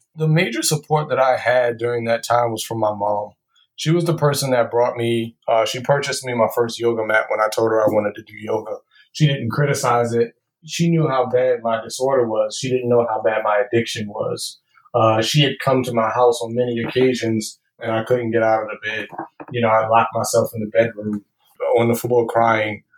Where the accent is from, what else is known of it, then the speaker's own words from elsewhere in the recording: Baltimore, Maryland, United States; I was born and raised in Baltimore